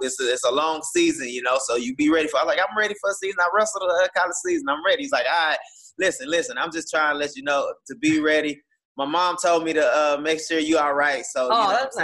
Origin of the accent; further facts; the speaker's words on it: Houston, Texas, United States; I was coming from Houston